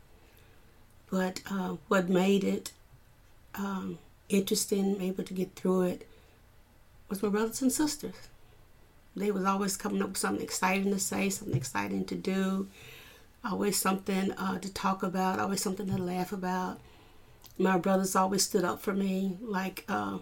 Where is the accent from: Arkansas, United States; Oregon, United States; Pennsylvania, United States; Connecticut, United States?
Arkansas, United States; also born or lived in Cleveland, Ohio; I was born in Cleveland, Ohio. And at the age of 8, after the death of our mom, we were brought to Arkansas. So I was raised in Arkansas.